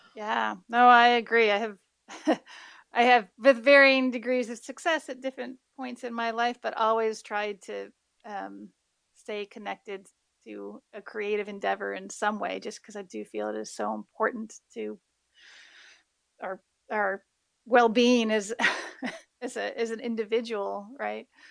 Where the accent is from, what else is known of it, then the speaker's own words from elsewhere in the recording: Midwest, United States; now in Hawaii, United States; growing up in the Midwest